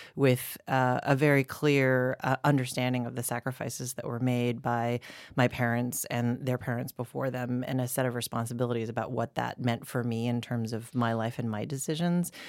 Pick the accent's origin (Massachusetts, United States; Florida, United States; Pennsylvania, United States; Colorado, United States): Colorado, United States; Boulder; I grew up in Boulder, Colorado.